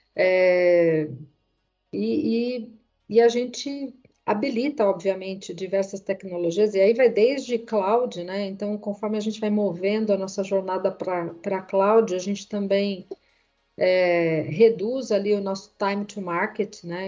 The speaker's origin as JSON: {"language": "Portuguese", "town": "Mogi das Cruzes", "region": "São Paulo", "country": "Brazil", "said": "Eu sou do interior de Mogi das Cruzes e ele me trazia para São Paulo todo final de semana"}